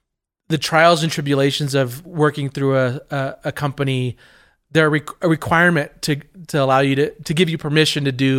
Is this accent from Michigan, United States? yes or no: no; California, United States; now in Colorado, United States; Colorado's home for me. I grew up in Southern California.